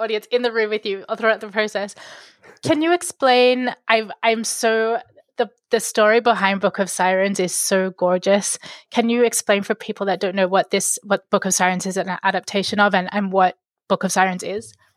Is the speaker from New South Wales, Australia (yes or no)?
yes; Sydney, New South Wales, Australia; I grew up in Sydney